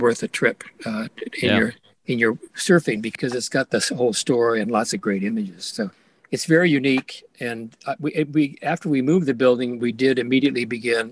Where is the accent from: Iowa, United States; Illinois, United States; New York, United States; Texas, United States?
Iowa, United States; moved away; I was raised in Iowa, of all places